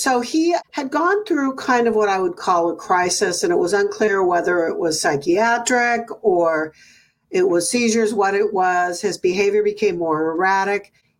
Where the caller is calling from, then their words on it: Livermore, California, United States; From Livermore, California.